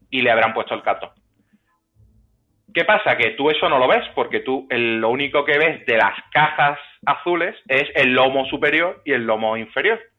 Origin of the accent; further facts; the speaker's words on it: England, United Kingdom; Digo, como soy inglés, no me lo contáis.